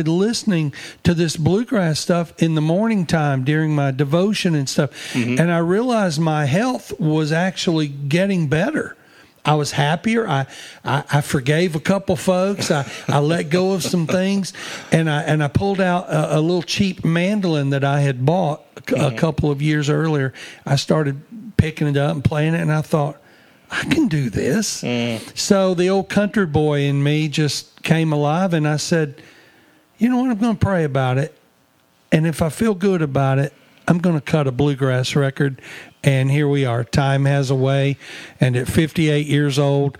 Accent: North Mississippi, United States; also born or lived in Myrtle, Mississippi; now in Florida, United States; I grew up in North Mississippi

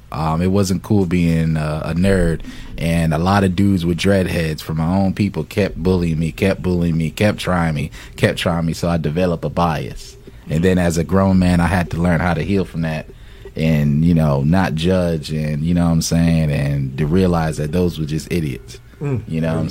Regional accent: Fayetteville, North Carolina, United States; I'm from North Carolina Fayetteville

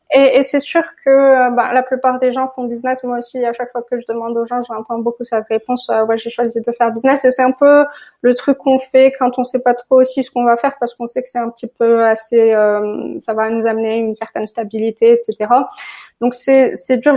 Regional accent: Morocco; moved away as an adult; je suis née au Maroc, j'ai grandi au Maroc

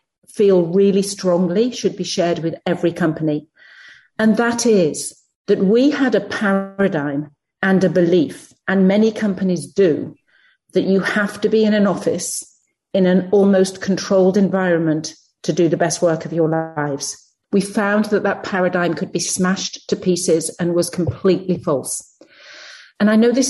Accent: United Kingdom; moved away as an adult; now in United States; I come from the UK, as you can probably tell by my accent, and I work in the US now

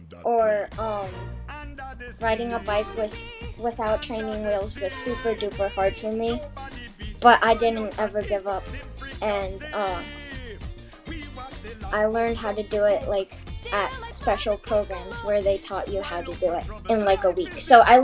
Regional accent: Virginia, United States; English is a second language; also born or lived in China; I grew up in Virginia, so I did Girls on the Run 3rd through 6th grade in Virginia.

